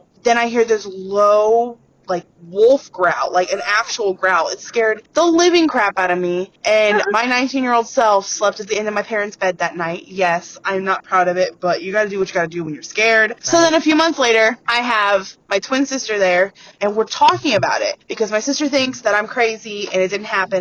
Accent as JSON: {"language": "English", "town": "Fort Wayne", "region": "Indiana", "country": "United States", "said": "I'm from Fort Wayne, Indiana"}